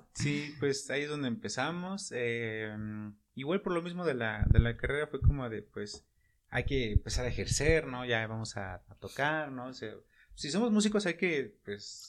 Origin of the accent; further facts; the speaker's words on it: Cholula, Puebla, Mexico; soy de aquí de Puebla, más, bueno, de Chulula